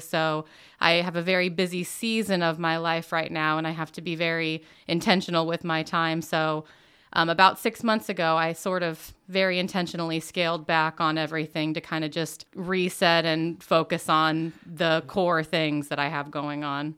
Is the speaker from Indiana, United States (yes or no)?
yes; Muncie, Indiana, United States; also born or lived in Jackson, Mississippi; Originally, I was actually born in Jackson, Mississippi, but for all intents and purposes, I've always been here in Muncie. Um, I was a Burris kid